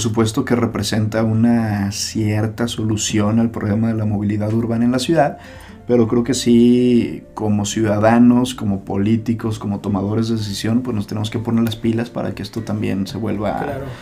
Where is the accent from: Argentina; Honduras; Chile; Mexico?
Mexico; Guadalajara, Jalisco; nací en esta ciudad, pero para mí es una de las ciudades más bellas del mundo y es precisamente la ciudad de Guadalajara